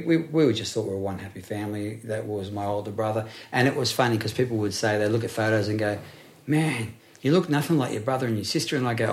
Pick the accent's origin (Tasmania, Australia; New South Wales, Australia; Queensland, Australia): New South Wales, Australia; Blacktown; also born or lived in Lalor Park; Growing up in Blacktown, not saying that Blacktown has been tarnished a bit, but I grew up a Westie and I loved it. Like I grew up in Layla Park, so I went, you know, Blacktown boy.